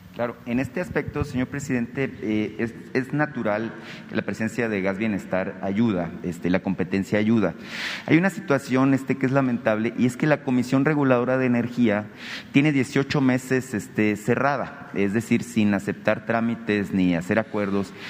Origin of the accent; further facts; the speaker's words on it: Hermosillo, Sonora, Mexico; yo soy de Hermosillo